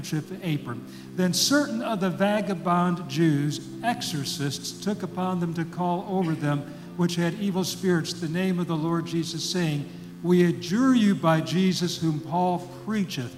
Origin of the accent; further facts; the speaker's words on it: Detroit, Michigan, United States; moved away as an adult; also born or lived in Philadelphia, Mississippi / Oxford, Mississippi; now in Mississippi, United States; I grew up in the Detroit area in Michigan